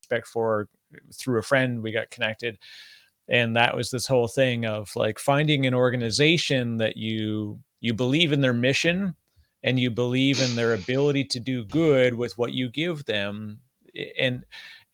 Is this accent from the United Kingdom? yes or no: no; Canada; I'm Canadian